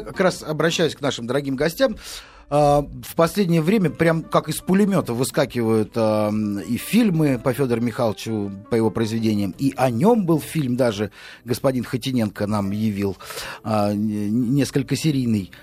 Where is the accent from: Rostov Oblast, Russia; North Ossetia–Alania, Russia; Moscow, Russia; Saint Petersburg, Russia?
Moscow, Russia; мы, москвичи